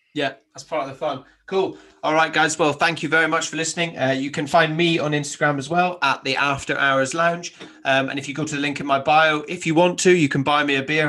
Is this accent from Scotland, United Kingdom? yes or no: yes; Highlands of Scotland, United Kingdom; moved away; I grew up in the Highlands of Scotland